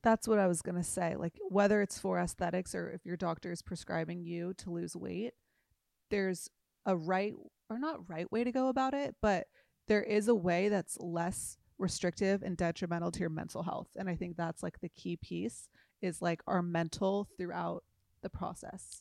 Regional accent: Newport Beach, California, United States; I grew up in Newport Beach

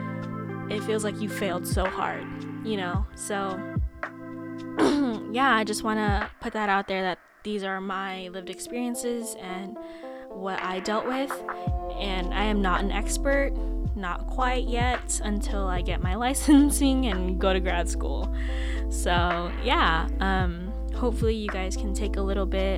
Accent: Stockton, California, United States; also born or lived in Philippines; being born in the motherland and then growing up in America

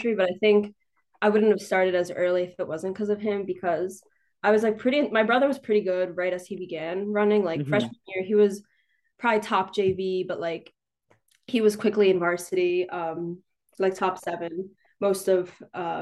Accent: Newtown, Pennsylvania, United States; I'm from Newtown, Pennsylvania

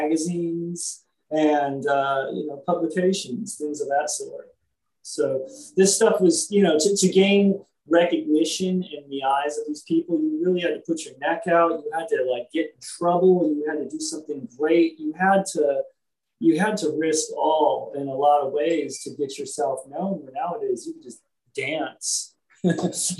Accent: Los Angeles, California, United States; growing up in Hollywood

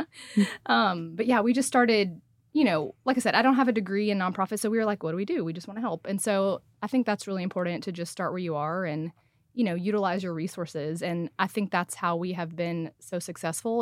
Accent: Saline?, Texas, United States; now in Frisco, United States; born and raised in Salina, Texas

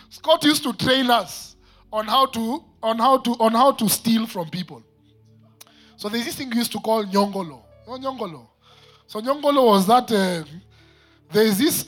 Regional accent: Nairobi, Kenya; I am one who grew up in Eastlands

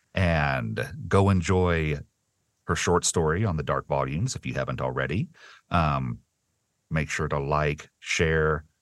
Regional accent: the South, United States; I grew up in the South

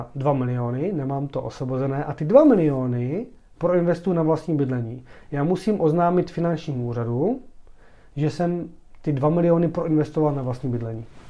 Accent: Czechia; jsme Češi

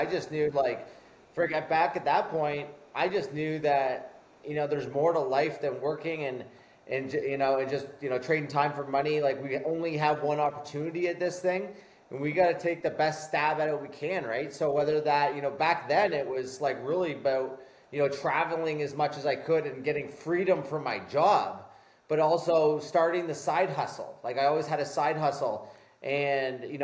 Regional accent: Canada; I'm Canadian

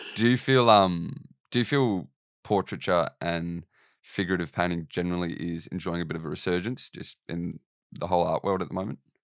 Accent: Australia; I'm Australian

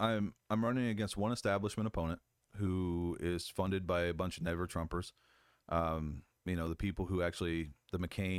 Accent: Indiana, United States; moved away as an adult; now in Fort Huachuca, United States; No, I grew up in Southern Indiana working on farms. I used to pick strawberries, cut and hang tobacco. I came out here to Fort Huachuca, fell in love with it when I went through training

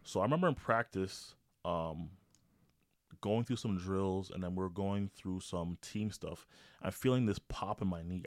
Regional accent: Toronto, Ontario, Canada; moved away; I grew up in Toronto

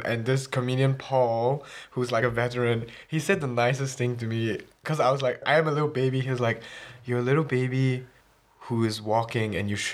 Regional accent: Singapore; accent: Singlish; moved away as an adult; also born or lived in Jilin, China; now in Scotland, United Kingdom; I was born in China and I went to Singapore when I was 7. So that's like primary one.

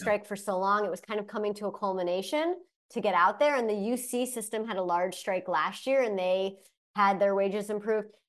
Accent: Bay Area, California, United States; also born or lived in Arkansas; now in Humboldt County, United States; when I was growing up in the Bay Area

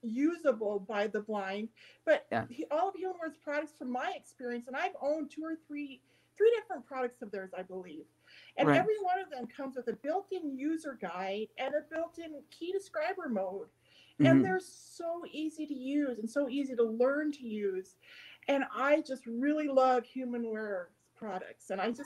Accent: North Central Montana, United States; I actually grew up close to Canada. I grew up on the High Line on Highway 2 in North Central Montana, just 99 miles south of the Canadian border.

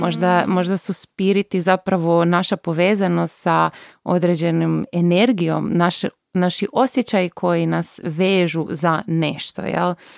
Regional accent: Bjelovar, Bjelovar-Bilogora County, Croatia; moved away; also born or lived in Zagreb; ja sam bila iz Bjelovara, sestra iz Bjelovara

